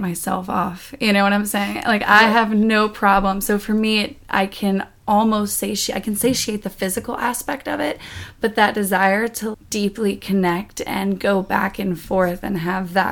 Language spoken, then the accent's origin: English; the South, United States; I grew up in the South, and even though my family wasn't super strict religious necessarily